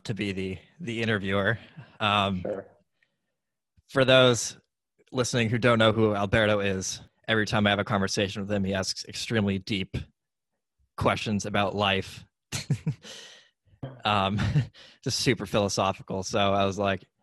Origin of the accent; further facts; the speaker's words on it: New Hampshire, United States; I grew up in New Hampshire, in the United States